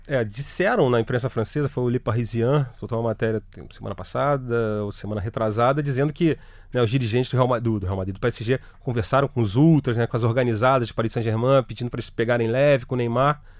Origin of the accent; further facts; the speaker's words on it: Brazil; a gente é brasileiro